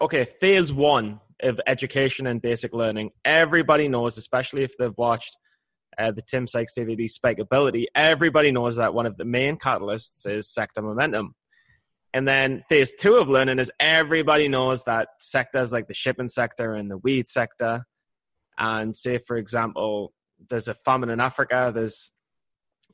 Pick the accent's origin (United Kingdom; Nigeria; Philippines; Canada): United Kingdom; England; as an Englishman